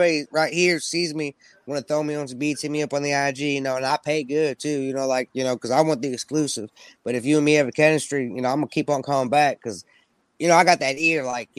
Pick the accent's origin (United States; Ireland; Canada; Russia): United States; Midwest; Because, you know, I'm from the Midwest, so, you know, there's the South, there's the East Coast, West Coast. You know, like, to me, you know, Midwest ain't got no coast